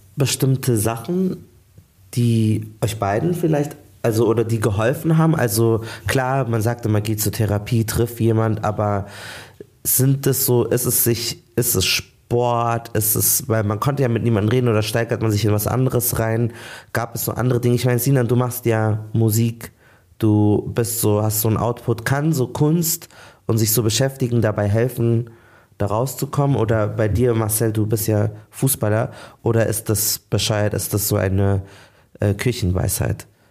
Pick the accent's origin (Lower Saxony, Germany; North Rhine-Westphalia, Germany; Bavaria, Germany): Bavaria, Germany; Munich; Ich habe noch zu Hause gewohnt, in München auch, wir sind alle aus München